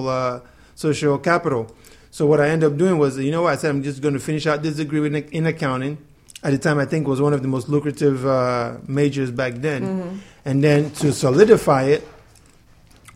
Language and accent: English; Lagos, Nigeria; also born or lived in California / Ogun State; now in Miami, United States; my whole childhood was Nigeria, Lagos, Ogun State